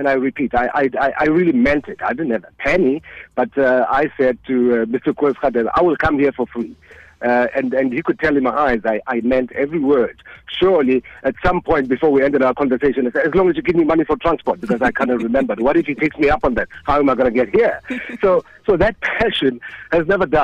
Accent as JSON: {"language": "English", "town": "Eden Park", "region": "Gauteng", "country": "South Africa", "tie": "born or raised there", "said": "colored neighborhood called Eden Park. That's my hometown"}